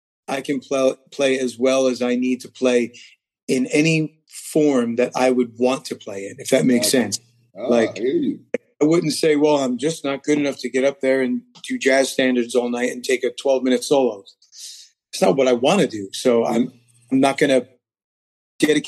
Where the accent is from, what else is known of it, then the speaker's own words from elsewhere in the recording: New Jersey, United States; New Jersey. Born and raised.